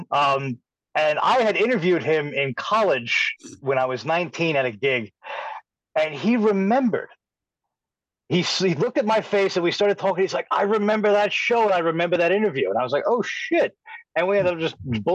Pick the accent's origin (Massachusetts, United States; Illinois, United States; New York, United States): New York, United States; I I just growing up on Long Island